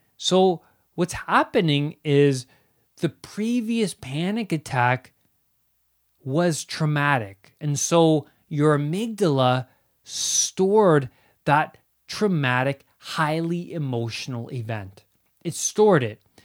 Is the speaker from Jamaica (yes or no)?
no; Ontario, Canada; I grew up in Ontario, Canada.